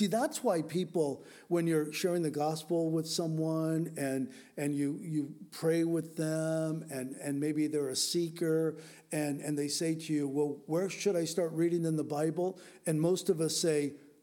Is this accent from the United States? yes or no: yes; United States